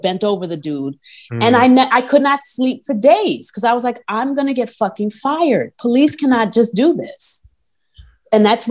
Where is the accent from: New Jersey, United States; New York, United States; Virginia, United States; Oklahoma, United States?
New York, United States; I'm from New York.